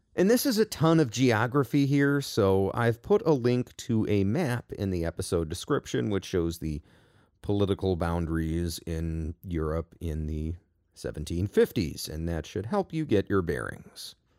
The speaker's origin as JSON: {"language": "English", "country": "United States", "said": "I am an American"}